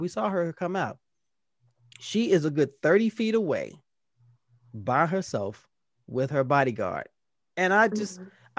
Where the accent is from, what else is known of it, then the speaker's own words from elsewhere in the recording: Indianapolis, Indiana, United States; I'm from Indianapolis as well.